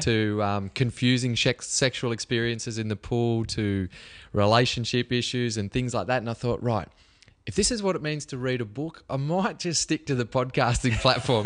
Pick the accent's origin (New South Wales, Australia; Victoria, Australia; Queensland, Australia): New South Wales, Australia; Cobar; from Cobar, like a country kid